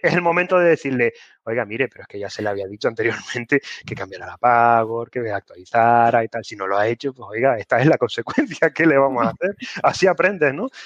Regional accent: Canary Islands, Spain; soy canario

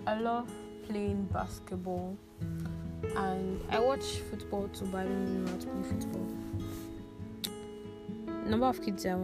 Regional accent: Lagos, Nigeria; also born or lived in Ado Ekiti; I was born in Lagos State

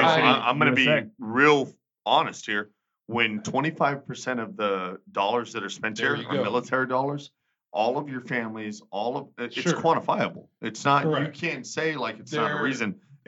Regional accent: Texas, United States

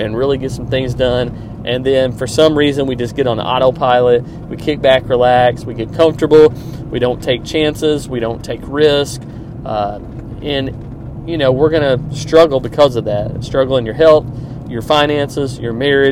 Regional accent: Kansas City, Missouri, United States; Kansas City Chiefs won. They're in my hometown

